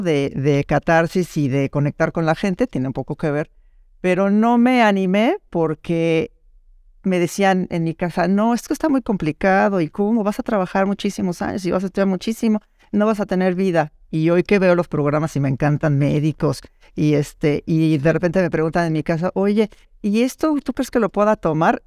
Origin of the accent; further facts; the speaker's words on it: Mexico; soy mexicana, vivo en la Ciudad de México